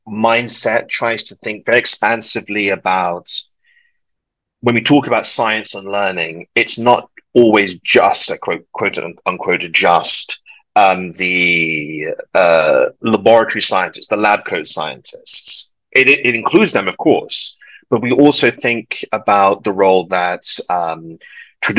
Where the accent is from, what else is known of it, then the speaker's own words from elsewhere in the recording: London, United Kingdom; moved away; also born or lived in Edinburgh, United Kingdom; I'm British and of Welsh stock, but born and raised in London.